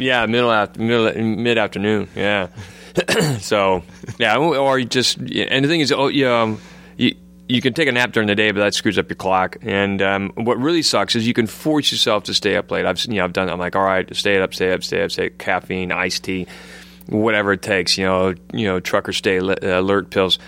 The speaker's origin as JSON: {"language": "English", "town": "Coeur d'Alene", "region": "Idaho", "country": "United States", "moved": "as an adult", "lives_now": "London, United Kingdom", "said": "I live in London. I'm from Coeur d'Alene, Idaho"}